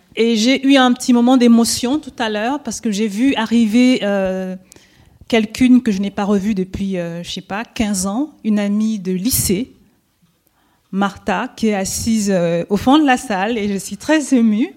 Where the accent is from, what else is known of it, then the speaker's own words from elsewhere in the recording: Cameroon; first language French; je viens du Cameroun